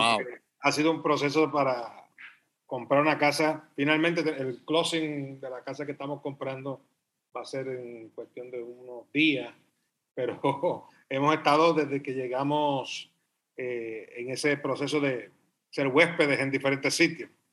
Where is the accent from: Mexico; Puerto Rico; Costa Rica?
Puerto Rico; moved away as an adult; also born or lived in Spain; Estoy desde San Just, Puerto Rico